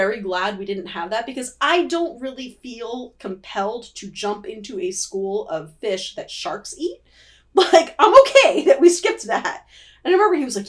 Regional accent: South Florida, United States; growing up in South Florida and snorkeling all the time

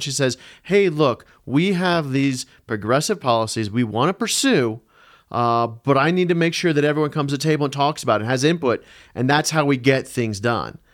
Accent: Denver, Colorado, United States; I grew up in Denver. I grew up just on the west side of Denver in Jeffco. Went to Green Mountain High School

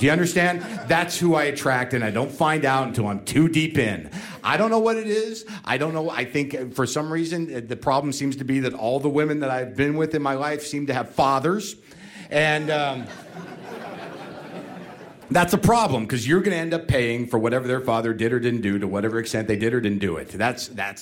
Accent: Albuquerque, New Mexico, United States; moved away; I grew up in Albuquerque

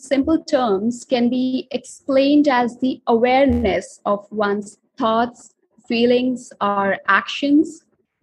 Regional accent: India; I'm an author and I'm from India

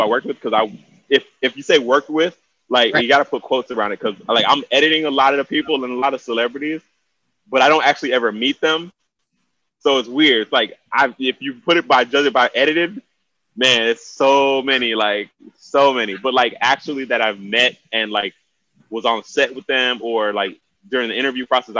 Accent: Miami, Florida, United States; now in Atlanta, United States; 305 to the fullest. Born and raised, Miami

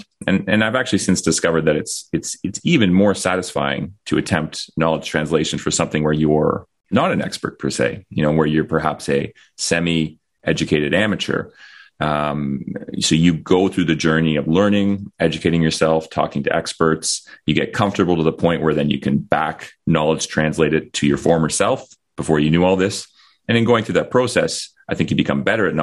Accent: Ottawa, Ontario, Canada; moved away as an adult; I'm an intensivist from Ottawa, Canada. I was actually born here in Ottawa and then went off and did medical training in various places around the world. And I've settled back here over the last 9 years.

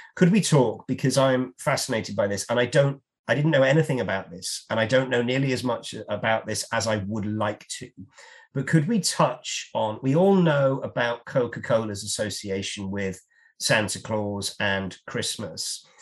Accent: United Kingdom; as a Brit

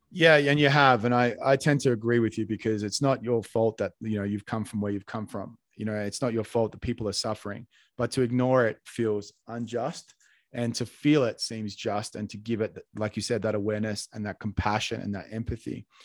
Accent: Australia; moved away; I was born in Australia

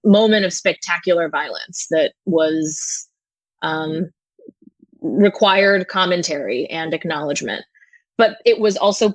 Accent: India; now in Brooklyn, United States; I was born in India

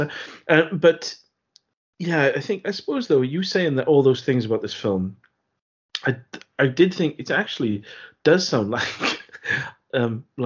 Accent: Kilvenith, Wales, United Kingdom; I grew up in Kilvenith, which is a Welsh mining town.

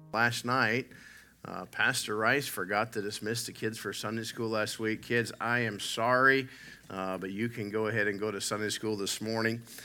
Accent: United States; moved away as an adult; now in Canada; an American who moved to Canada

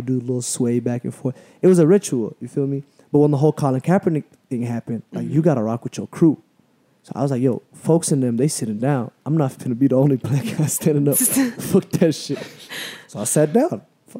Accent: United States; I'm American.

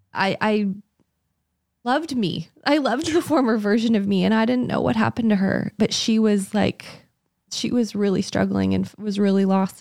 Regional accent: Canada; moved away; I'm from Canada, and we had gone back to my parents' house

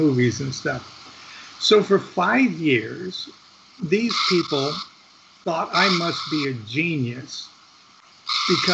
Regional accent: Midwest, United States; moved away; also born or lived in Orange County; I come from the Midwest

